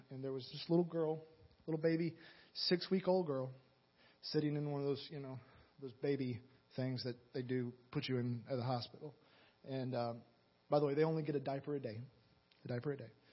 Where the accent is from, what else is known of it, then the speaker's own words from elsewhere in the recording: Atlanta, Georgia, United States; moved away; I'm from Atlanta originally